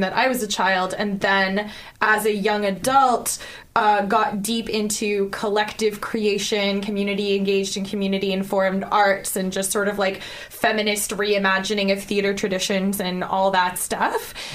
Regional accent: Ottawa, Ontario, Canada; I'm from Ottawa.

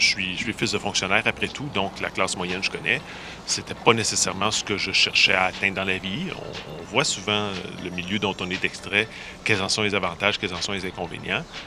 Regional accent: Quebec, Canada; j'ai grandi dans une ville euh, moins grosse que Montréal

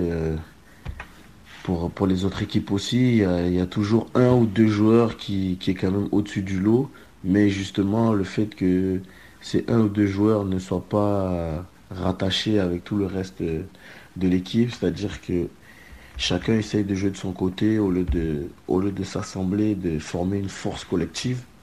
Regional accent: France; en tant que Français

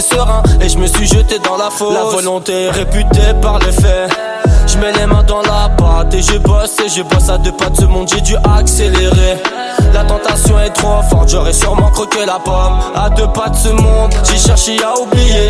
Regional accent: Marrakesh, Marrakesh-Safi, Morocco; now in Montreal, Canada; c'était ma ville natale

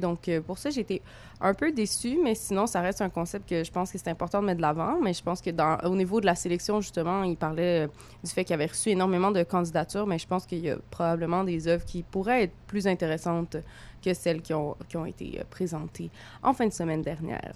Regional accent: Montreal, Quebec, Canada; accent: franco-montréalais; je, suis une petite fille euh, de, l'Est euh, de la ville, euh, comme mon accent bien franco franco-montréalaise le dit

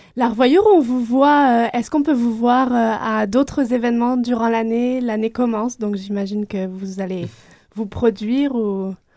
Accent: France; accent: French; avec mon accent de belle petite française

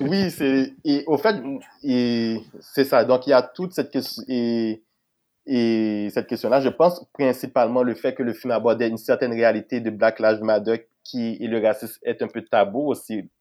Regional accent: Haiti; now in Quebec, Canada; je venais d'Haïti

